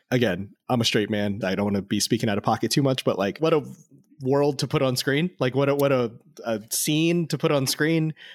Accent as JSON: {"language": "English", "town": "Las Vegas", "region": "Nevada", "country": "United States", "tie": "born or raised there", "said": "I grew up in Las Vegas"}